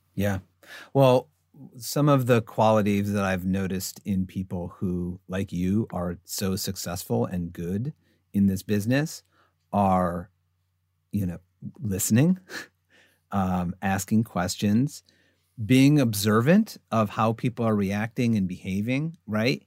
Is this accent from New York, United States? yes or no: yes; upstate New York, United States; moved away; I grew up in upstate New York